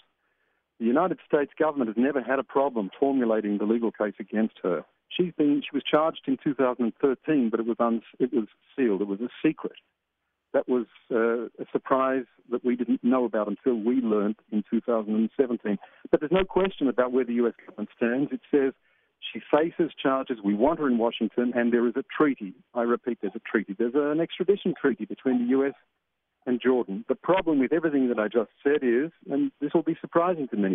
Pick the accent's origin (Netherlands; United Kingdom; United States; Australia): Australia; moved away as an adult; now in Jerusalem, Israel; I'm from Australia.